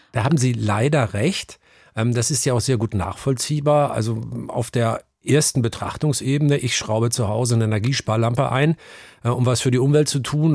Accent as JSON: {"language": "German", "region": "Northern Germany", "country": "Germany", "tie": "born or raised there", "moved": "yes", "lives_now": "Hamburg, Germany", "said": "ich bin aufgewachsen in einem kleinen norddeutschen Dorf, in der norddeutschen Tiefebene, ein Dorf namens Aslamor"}